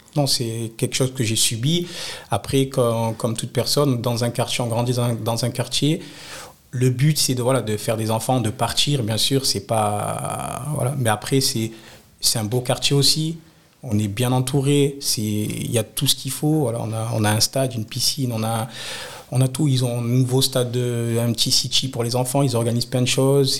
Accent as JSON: {"language": "French", "town": "Nice", "region": "Provence-Alpes-Côte d'Azur", "country": "France", "tie": "born or raised there", "said": "Je suis né au Moulin, j'ai grandi au Moulin"}